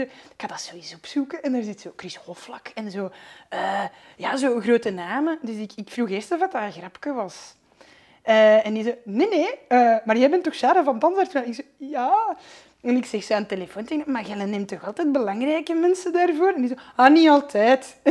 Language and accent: Dutch; Flanders, Belgium; ik ben een Vlaming.